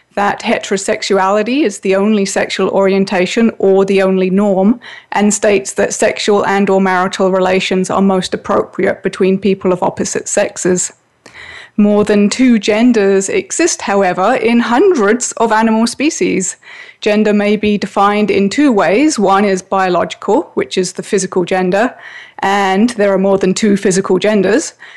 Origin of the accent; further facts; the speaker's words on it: England, United Kingdom; I grew up in England where all children had to wear a school uniform